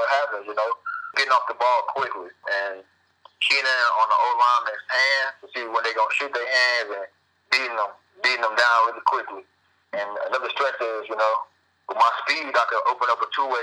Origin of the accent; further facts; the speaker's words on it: Mobile, Alabama, United States; I'm from Mobile, Alabama